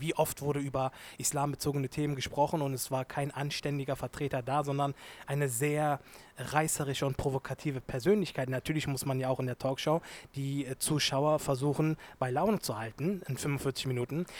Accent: Germany; Ich bin sowohl Türke als auch Deutscher. Ich bin Deutsch-Türke

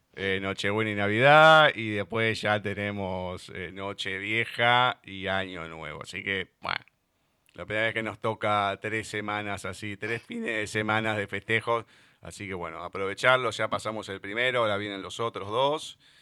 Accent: Argentina; somos argentinos

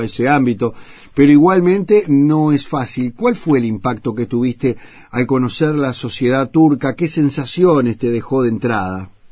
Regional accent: Uruguay; como decimos acá

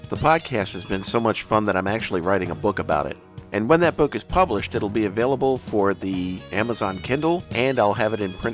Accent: Bismarck, North Dakota, United States; When I was growing up in Bismarck, North Dakota, back in the late 60s and early 70s

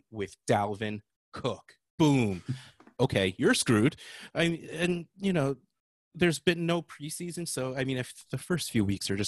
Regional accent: New Jersey, United States; I'm from New Jersey.

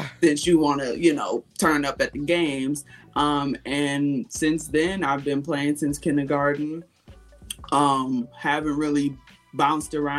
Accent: Kenosha, Wisconsin, United States; I'm from Wisconsin

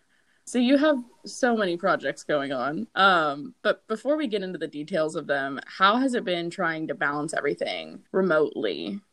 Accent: Texas, United States; I'm from Texas.

